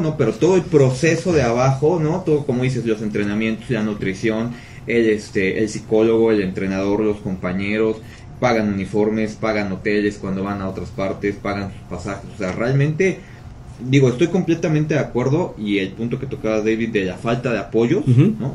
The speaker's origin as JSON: {"language": "Spanish", "country": "Mexico", "said": "es una cultura que tenemos los mexicanos"}